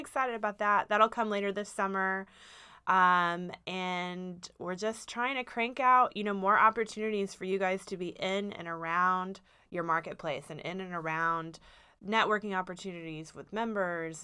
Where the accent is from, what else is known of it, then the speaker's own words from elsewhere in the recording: Dallas, Texas, United States; moved away as an adult; now in Austin, United States; I'm from Dallas originally